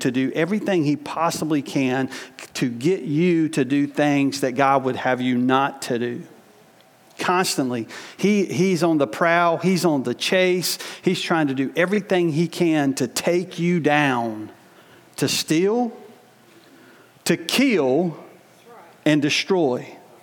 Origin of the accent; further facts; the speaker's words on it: United States; in my experience as a American growing up, even in the church